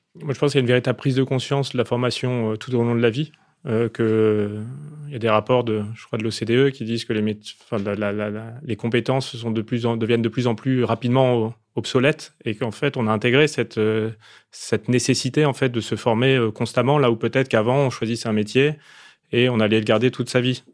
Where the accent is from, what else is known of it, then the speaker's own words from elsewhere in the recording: Opal Coast, Hauts-de-France, France; je viens de la Côte d'Opale